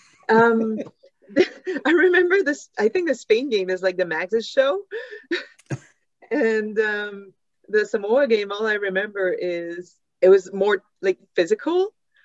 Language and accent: English; Quebec City, Quebec, Canada; I'm from Quebec City